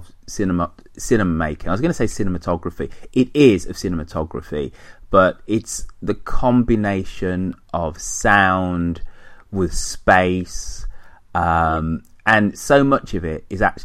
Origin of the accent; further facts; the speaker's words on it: United Kingdom; us Brits, because we're British